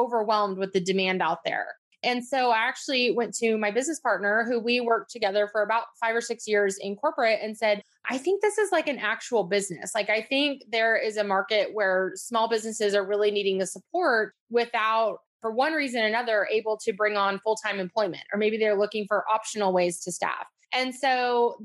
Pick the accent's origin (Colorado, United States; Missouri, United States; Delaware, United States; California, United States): California, United States; Northern; also born or lived in Atlanta area; now in Atlanta, United States; I'm actually from Northern California. That's where I grew up